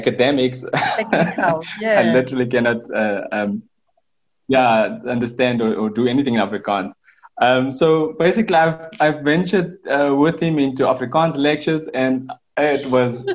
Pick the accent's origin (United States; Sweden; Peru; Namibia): Namibia; Windhoek, Khomas; also born or lived in Gobabis, Namibia / Cape Town, South Africa; I basically grew up in Windhoek in Kommersdal